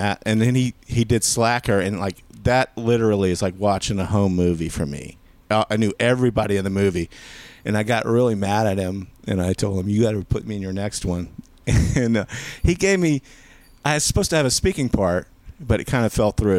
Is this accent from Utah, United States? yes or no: no; Baton Rouge, Louisiana, United States; moved away as an adult; also born or lived in New Orleans, Louisiana / Austin, Texas; I grew up in Louisiana. I grew up in. I was born in New Orleans, and you know, South Louisiana, and I grew up in Baton Rouge